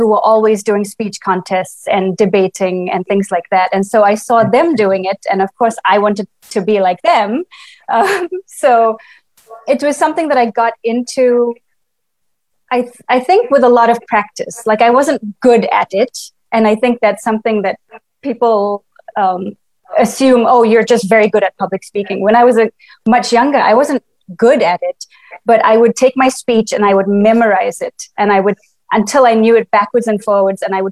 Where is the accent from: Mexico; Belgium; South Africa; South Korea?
South Africa; Estcourt, KwaZulu-Natal; moved away as an adult; also born or lived in Brazil; now in United States; I grew up in Escort in KwaZulu-Natal.